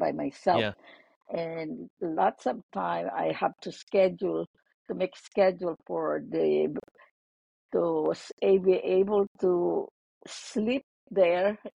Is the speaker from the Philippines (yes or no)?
yes; Philippines; moved away as an adult; also born or lived in St. Louis, Missouri; now in United States; I was born in the Philippines